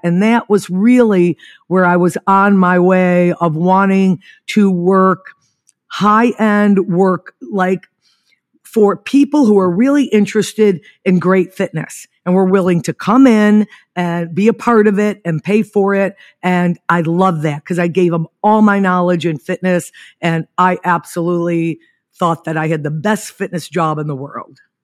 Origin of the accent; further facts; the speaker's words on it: Niagara Falls, New York, United States; moved away as an adult; I was born in Niagara Falls, New York, and I lived there till about twenty-two